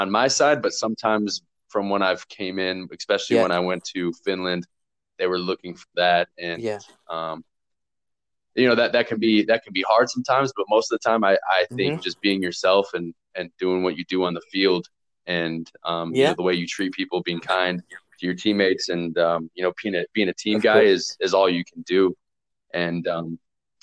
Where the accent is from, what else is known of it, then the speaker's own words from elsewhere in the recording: Rockford, Illinois, United States; moved away as an adult; also born or lived in St. Louis, Missouri; now in Innsbruck, Austria; playing over here as an American